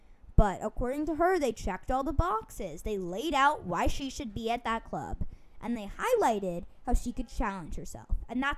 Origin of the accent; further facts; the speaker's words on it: United States; as an American NWSL fan.